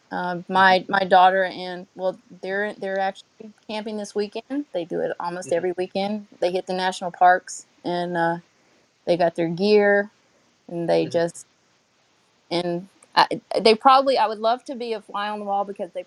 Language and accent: English; North Carolina, United States; now in South Florida, United States; I'm from North Carolina originally, if you can't tell. And, you know, a small town